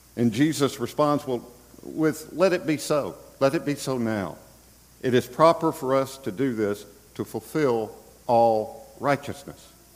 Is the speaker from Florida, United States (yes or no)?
yes; Bradenton, Florida, United States; here in Bradenton, Florida, my hometown